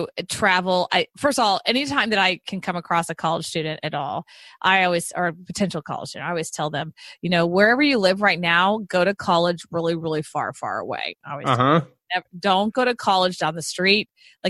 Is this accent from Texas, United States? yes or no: yes; Houston, Texas, United States; I was born and raised in Houston.